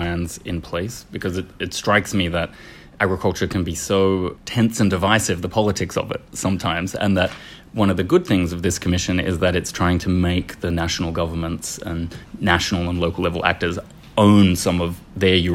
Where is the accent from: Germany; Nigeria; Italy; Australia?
Australia; accent: Australian; moved away; And I come from Australia, you might have guessed from the accent.